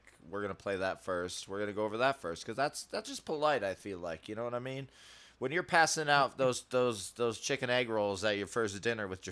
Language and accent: English; Rochester, New York, United States; moved away; also born or lived in Florida; I was born in New York. Rochester